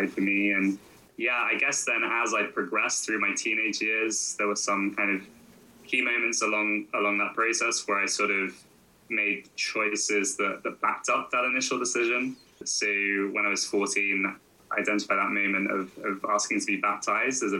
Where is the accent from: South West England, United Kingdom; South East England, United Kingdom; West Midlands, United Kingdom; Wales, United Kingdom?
South East England, United Kingdom; Surrey; I grew up in Surrey, county southwest of London.